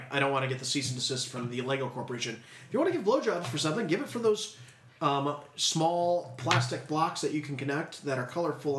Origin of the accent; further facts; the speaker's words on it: Chicago, Illinois, United States; now in Los Angeles, United States; and I'm from Chicago, and I have a big Chicago crew out here in LA.